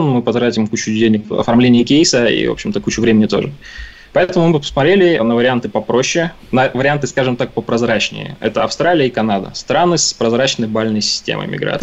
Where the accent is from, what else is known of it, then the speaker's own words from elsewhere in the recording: Omsk, Omsk Oblast, Russia; moved away as an adult; now in Canada; я родился и вырос в Омске